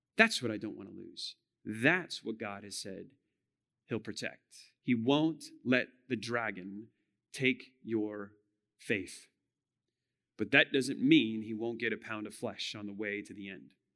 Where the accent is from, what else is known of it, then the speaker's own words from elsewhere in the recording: United States; we as American Christians